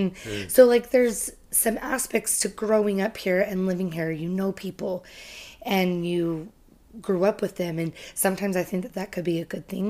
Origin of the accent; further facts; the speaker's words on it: California, United States; also born or lived in England / Missouri; Well, my family was military, and so I spent for 6 years of my life in England, and then we moved to Missouri for 2 years, and then California is where I did junior high and high school.